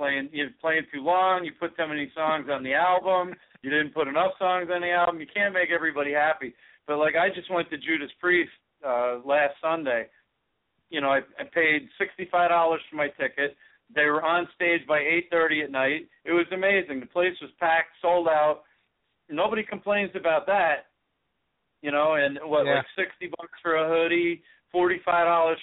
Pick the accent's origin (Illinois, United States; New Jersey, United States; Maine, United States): New Jersey, United States; I'm from New Jersey, so I grew up around bands like …